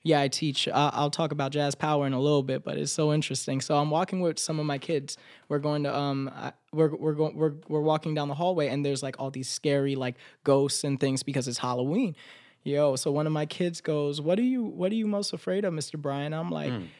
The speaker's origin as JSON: {"language": "English", "region": "Florida", "country": "United States", "accent": "Florida accent", "moved": "as an adult", "lives_now": "New York, United States", "said": "just because I'm from Florida, I have to sound like this. Just because I'm from Florida, I have to dress like this"}